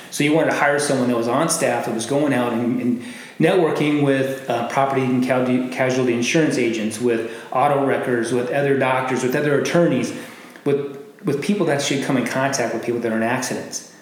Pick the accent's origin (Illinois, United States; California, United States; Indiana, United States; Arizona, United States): Arizona, United States; Glendale; I'm from here. Um, I grew up in Glendale, so the West Valley. I went to Apollo High School.